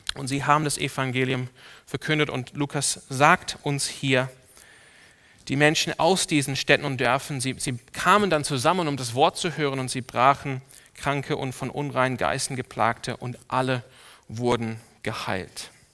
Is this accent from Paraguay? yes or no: no; Sydney, New South Wales, Australia; now in Germany; Ich bin aufgewachsen in einer Ortsgemeinde in Sydney, in Australien.